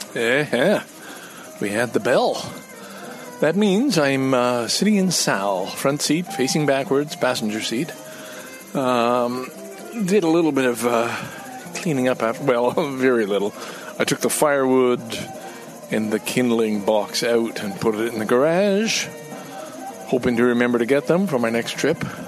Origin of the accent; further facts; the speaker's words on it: Montreal, Quebec, Canada; I grew up in Quebec